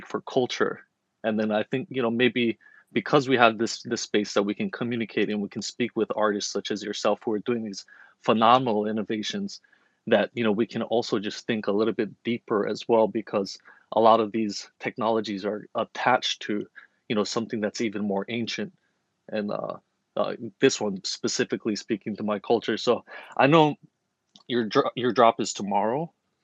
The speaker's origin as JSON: {"language": "English", "region": "Hawaii", "country": "United States", "said": "I'm Kanaka Maoli, so I'm from Hawaii"}